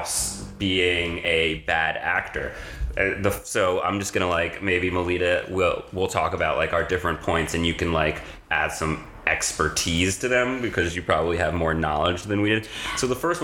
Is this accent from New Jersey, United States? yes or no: yes; New Jersey, United States; I'm from Jersey